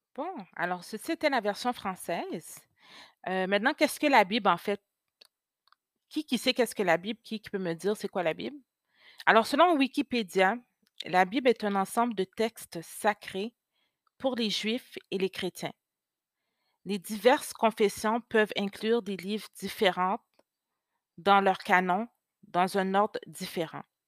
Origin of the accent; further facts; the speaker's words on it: Quebec, Canada; first language French; also born or lived in Haiti (ancestry); Je suis née au Québec, mais d'origine haïtienne.